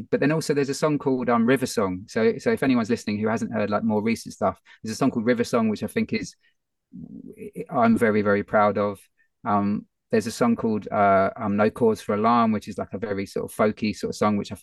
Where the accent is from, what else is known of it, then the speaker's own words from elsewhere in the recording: London, United Kingdom; it's my hometown.